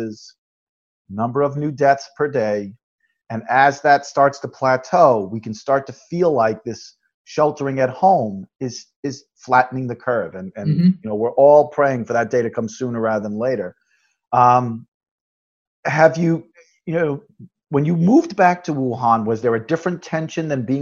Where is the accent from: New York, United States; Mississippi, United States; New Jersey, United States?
New York, United States; Long Island; I grew up on Long Island